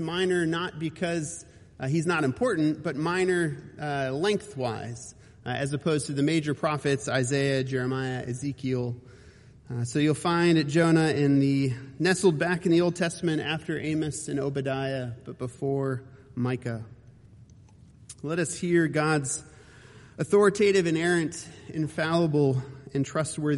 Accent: Cleveland, Ohio, United States; now in Roanoke, United States; I grew up in Cleveland, Ohio

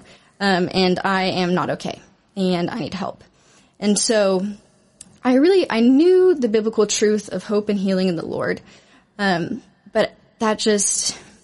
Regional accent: Arlington, Texas, United States; I grew up in Arlington, Texas, in a Christian family

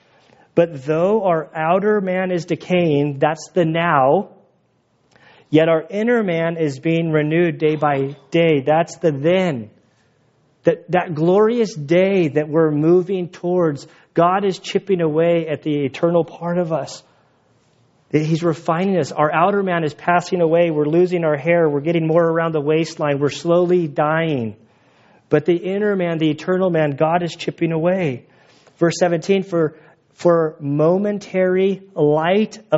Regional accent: United States; I'm an American

